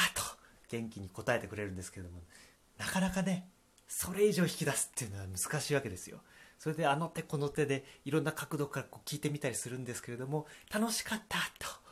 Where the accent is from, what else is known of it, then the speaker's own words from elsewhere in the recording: Akita, Japan; 私、まあ、秋田出身